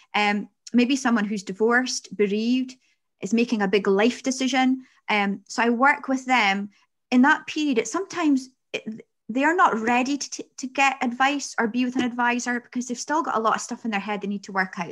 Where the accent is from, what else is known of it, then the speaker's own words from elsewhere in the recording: Peterhead, Scotland, United Kingdom; I'm from Peterhead, and some people say derogatory things about that.